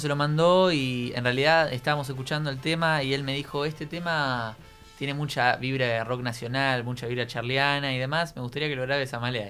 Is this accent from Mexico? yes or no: no; Quilmes, Buenos Aires Province, Argentina; yo soy de Quilmes.